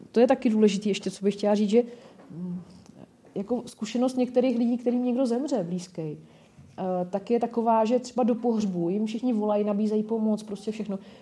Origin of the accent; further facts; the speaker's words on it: Nymburk, Central Bohemian Region, Czechia; now in Brno, Czech Republic; já pocházím z Nymburka